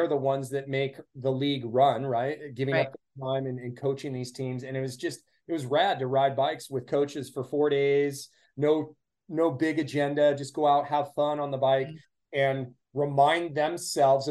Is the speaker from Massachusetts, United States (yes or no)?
no; Petaluma, California, United States; here in my hometown of Petaluma